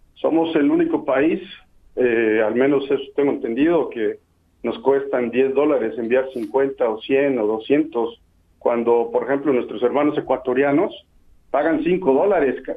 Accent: Axochiapan, Morelos, Mexico; now in Minnesota, United States; yo soy nativo de Azuchiapan

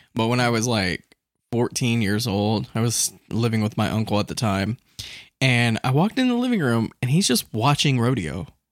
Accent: Central Florida, United States; I'm from Central Florida

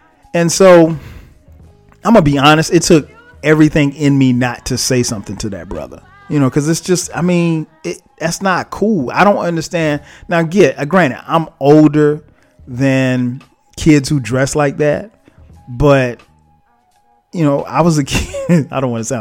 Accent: the South, United States; I grew up in the South

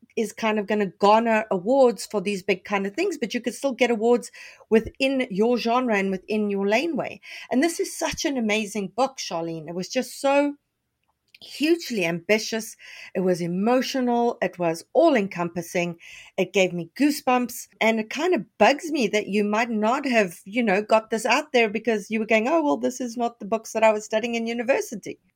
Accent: Canada; as a Canadian

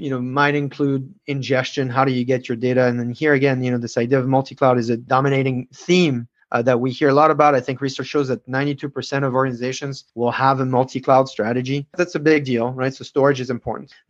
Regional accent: France; I'm from France

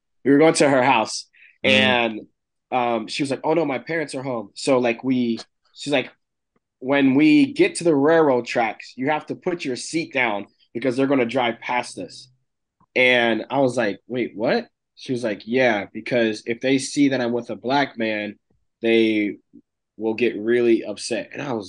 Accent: Chambersburg, Pennsylvania, United States; where Tony and I grew up, we went through similar things in terms of we grew up in a small town in Pennsylvania called Chambersburg.

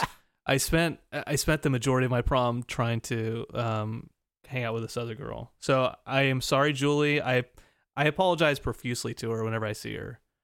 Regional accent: Glendale, California, United States; a suburb of Los uh, Glendale.

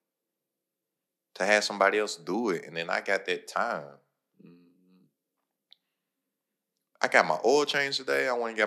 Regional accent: Lexington, Kentucky, United States; I'm from Lexington, Kentucky

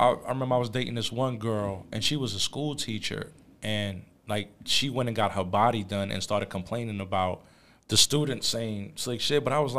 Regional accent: New York City, New York, United States; I'm originally from Jamaica, Queens, though.

